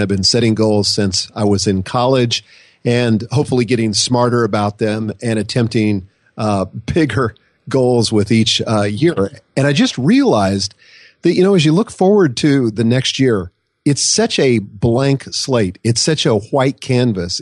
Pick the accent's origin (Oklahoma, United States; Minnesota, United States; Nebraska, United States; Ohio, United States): Nebraska, United States; I grew up in Nebraska